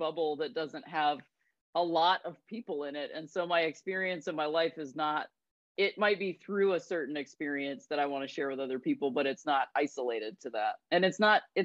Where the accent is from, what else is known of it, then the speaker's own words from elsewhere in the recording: Akron, Ohio, United States; I'm from Akron. I'm not from, you know, like Beverly Hills or whatever. Like I grew up in the lakes and like the woods and all that stuff. Like it's not that different from most people in Ohio